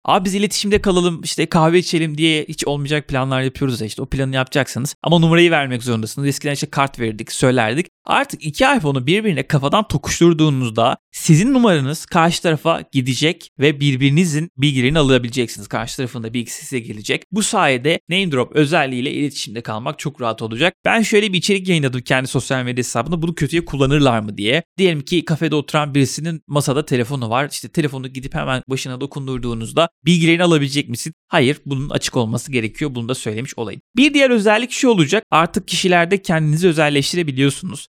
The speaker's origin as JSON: {"language": "Turkish", "region": "Trabzon", "country": "Turkey", "said": "Ben mesela Trabzonluyum"}